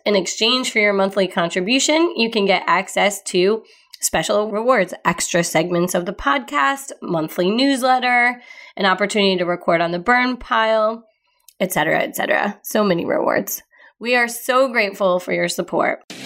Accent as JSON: {"language": "English", "region": "Midwest", "country": "United States", "said": "I'm from the Midwest"}